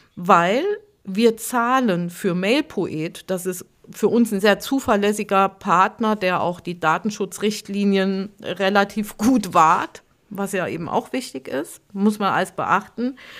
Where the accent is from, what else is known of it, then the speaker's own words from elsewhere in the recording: Hunsrück, Rhineland-Palatinate, Germany; meine Heimat, mein Heimatdorf, das war so wunderschöne Nebelschwaden gehüllt